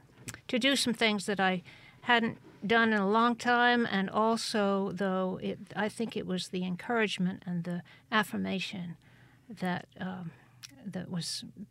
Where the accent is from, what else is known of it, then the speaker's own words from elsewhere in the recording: Cheltenham, South West England, United Kingdom; born there; Yeah, in Gloucestershire, which is about 100 miles due west of London, close to Wales. And I went to art school in England.